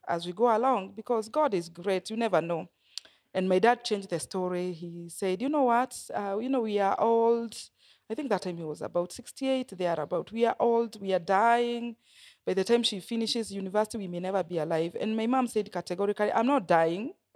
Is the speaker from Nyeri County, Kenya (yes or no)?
yes; Nyeri, Nyeri County, Kenya; also born or lived in Coast, Kenya; I grew up in Nyeri. I was born in Nyeri